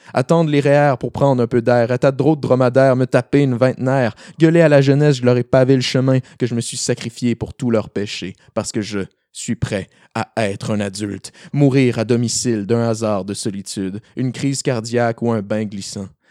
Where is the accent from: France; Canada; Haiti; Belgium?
Canada; Rimouski, Quebec; je viens de ben, principalement de Rimouski. Euh, j'ai passé pas mal toute mon école là-bas